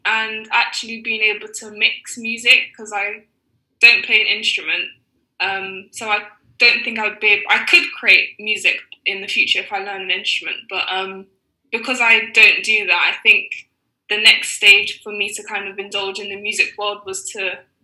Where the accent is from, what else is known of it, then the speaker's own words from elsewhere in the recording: London, United Kingdom; I was born in London and I've lived here all my life. I was brought up in North London in the borough of Islington